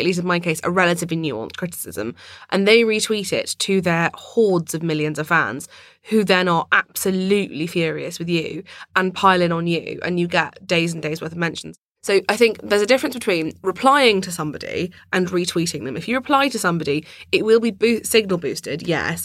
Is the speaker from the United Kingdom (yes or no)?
yes; London, United Kingdom; I grew up in London